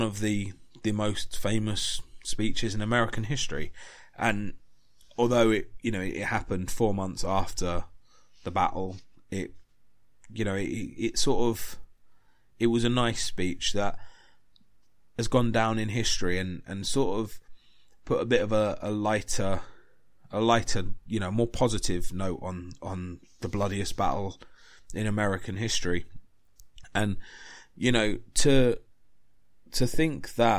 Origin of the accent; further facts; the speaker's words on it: England, United Kingdom; I'm English. I love my country. I love England.